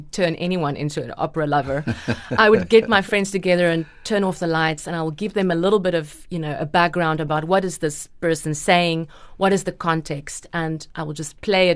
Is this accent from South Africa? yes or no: yes; the Platteland, Free State, South Africa; also born or lived in Bloemfontein, South Africa / Stellenbosch, South Africa; I grew up in the Platteland